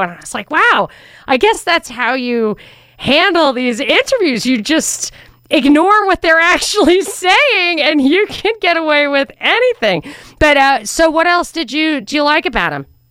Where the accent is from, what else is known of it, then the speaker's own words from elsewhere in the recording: New York, United States; now in Atlanta, United States; growing up in New York